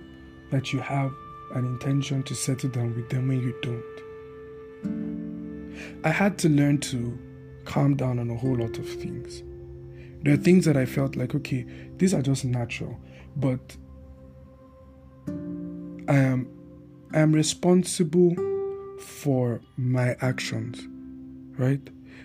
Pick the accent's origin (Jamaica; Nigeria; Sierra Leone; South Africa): Nigeria; Bauchi; In fact, with the people that I grew up with in Bauchi, the guy, my friend, right, that introduced me to his family, he was the one that used to bring food for me.